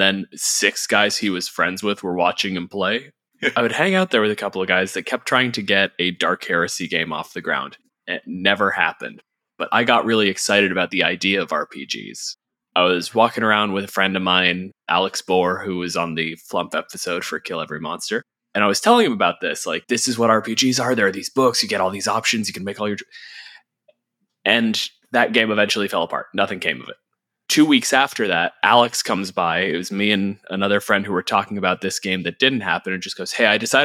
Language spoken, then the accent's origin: English; Canada; I'm a physicist from Canada